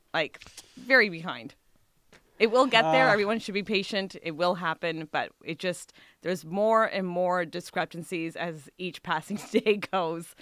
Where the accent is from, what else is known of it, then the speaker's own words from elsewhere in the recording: Ontario, Canada; now in British Columbia, Canada; we're both from Ontario